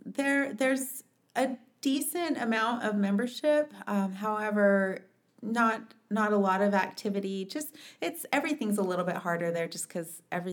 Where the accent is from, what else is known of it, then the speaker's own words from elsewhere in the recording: Mesa, Arizona, United States; also born or lived in Page, Arizona / Kayenta, Arizona / Provo, Utah; we lived on the Navajo Nation until I was about five, and that was when we moved to Mesa. And grew up in Mesa, did Emerson, Carson, Westwood